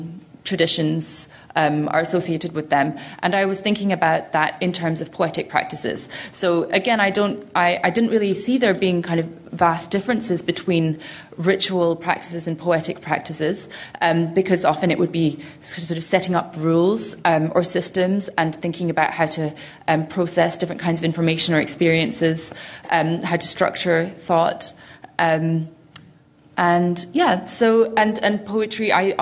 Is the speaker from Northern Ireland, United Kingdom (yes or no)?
no; Glasgow, Scotland, United Kingdom; growing up in Glasgow